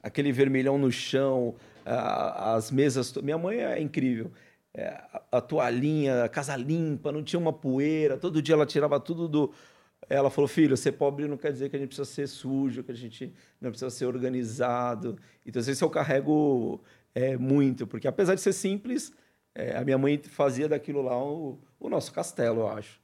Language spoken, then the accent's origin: Portuguese; Cubatão, São Paulo, Brazil; born or raised there; also born or lived in Marília, São Paulo; now in Praia Grande, Brazil